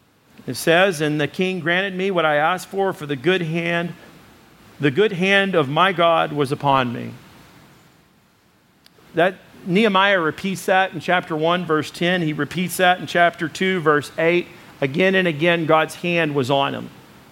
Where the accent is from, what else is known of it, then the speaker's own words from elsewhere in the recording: United States; Don't worry, I am an American.